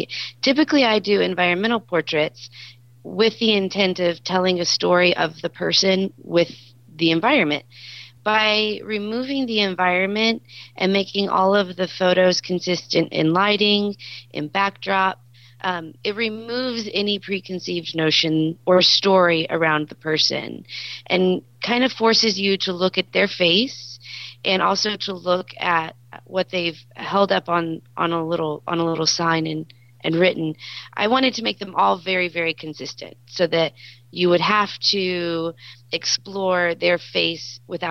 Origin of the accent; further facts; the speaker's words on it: Texas, United States; And have always, you? We're a proud group.